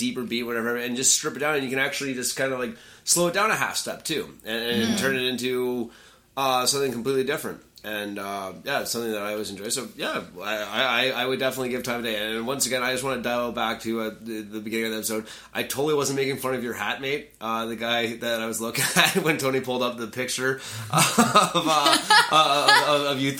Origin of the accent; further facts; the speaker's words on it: Canada; you can't tell we're Canadian either.